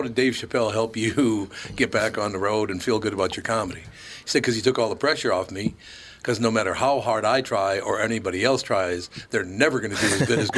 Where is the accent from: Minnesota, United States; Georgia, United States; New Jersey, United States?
Minnesota, United States; Minneapolis; growing up in North Minneapolis, I said, well, did you like this?